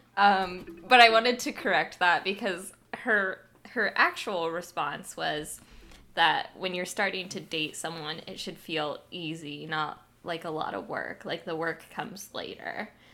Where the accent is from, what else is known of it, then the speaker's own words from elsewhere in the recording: United States; my hometown